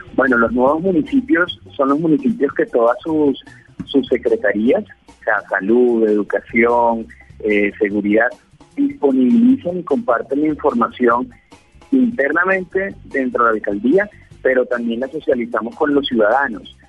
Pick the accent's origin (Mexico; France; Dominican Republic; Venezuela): Venezuela; also born or lived in Pereira, Colombia; now in Colombia; soy venezolano, 21 años en Colombia, hice mi universidad pues en Pereira